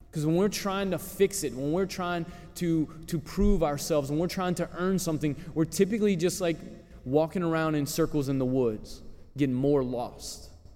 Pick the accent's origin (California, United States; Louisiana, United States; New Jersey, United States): Louisiana, United States; New Roads; growing up in New Roads